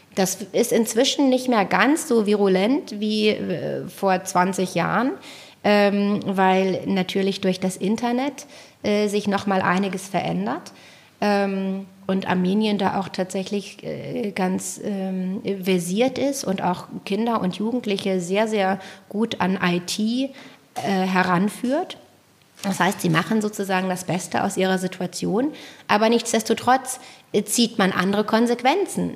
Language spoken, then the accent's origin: German; Germany; als Deutsche